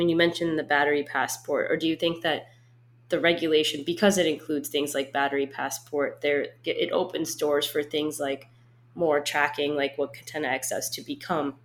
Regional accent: United States; as an American perspective

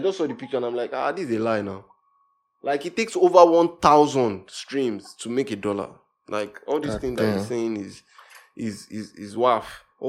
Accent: Nigeria; as a Nigerian artist, you don't even get so many shows

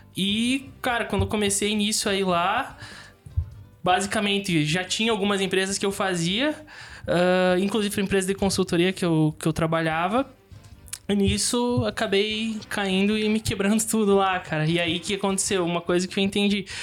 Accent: Xanxerê, Santa Catarina, Brazil; moved away as an adult; also born or lived in São Domingos / Caxias do Sul / Erechim; now in Chapecó, Brazil; Aí voltei pra Xanxerê e cresci minha vida inteira ali

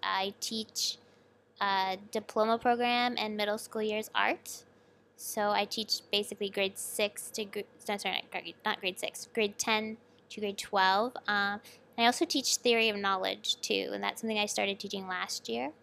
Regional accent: Toronto area, Ontario, Canada; moved away as an adult; also born or lived in Sackville, New Brunswick, Canada; now in Shenzhen, China; I grew up in the Toronto area, just, like, forty minutes west

